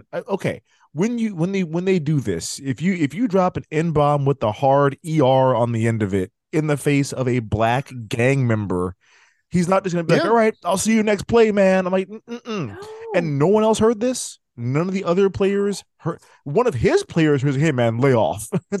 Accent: California, United States; accent: California; I'm California. That's my accent.

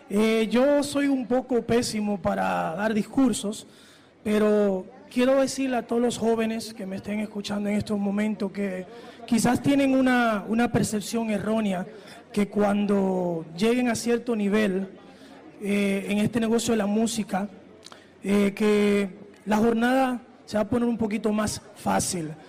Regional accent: New York City, New York, United States; soy nacido y criado en Nueva York, pero mi corazón se siente dominicano.

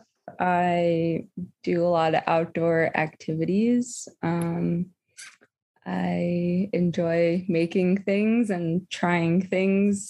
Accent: New Jersey, United States; I'm from New Jersey

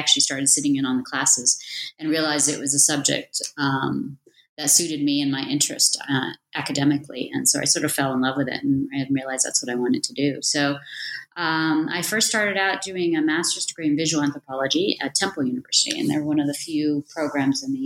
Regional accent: Washington, District of Columbia, United States; moved away as an adult; also born or lived in Virginia; now in Johannesburg, South Africa; I grew up in the suburbs of Washington, D.C.

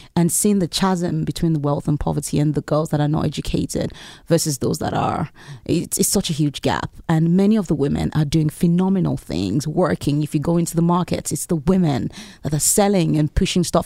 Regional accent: Lagos, Nigeria; moved away as an adult; I lived in Lagos. I was born in Lagos in Nigeria, and I lived there for close to 20 years. And growing up, I lived in a neighborhood

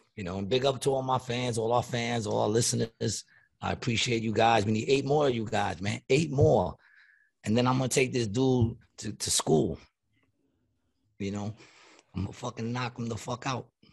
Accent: New York City, New York, United States; moved away; my hometown, Long Island City

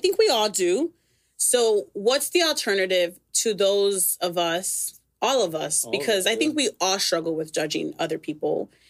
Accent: Chicago, Illinois, United States; I say I'm from Chicago.

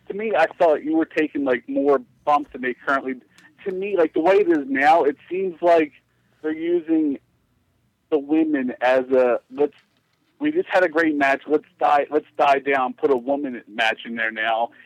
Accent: Texas, United States; I'm from Texas.

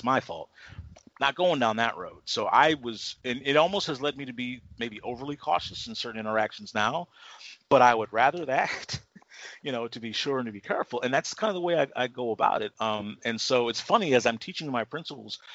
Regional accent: Texas, United States; where I live now, I mean, this is my hometown

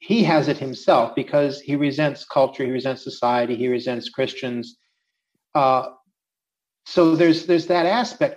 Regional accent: Minnesota, United States; now in Czech Republic; I grew up in Minnesota

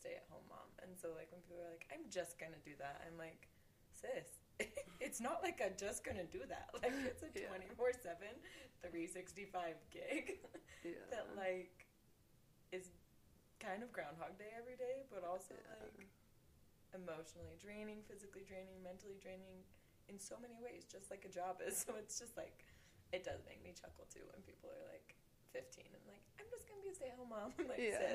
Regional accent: Utah, United States; where we grew up here in Utah

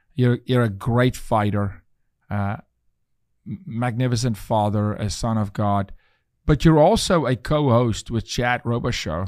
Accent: South Africa; moved away; I'm from South Africa

